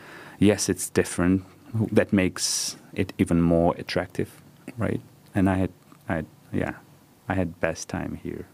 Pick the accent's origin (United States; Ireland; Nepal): Nepal; born there; I was born in Nepal.